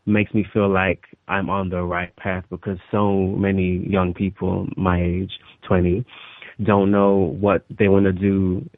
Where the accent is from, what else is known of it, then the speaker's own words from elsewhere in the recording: London, United Kingdom; also born or lived in Los Angeles; we came back to London. So I've kind of been growing up in London